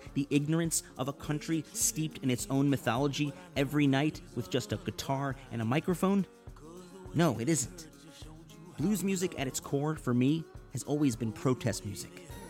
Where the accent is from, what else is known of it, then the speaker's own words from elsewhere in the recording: Chicago, Illinois, United States; I used to spend summers up there, because I'm from Chicago.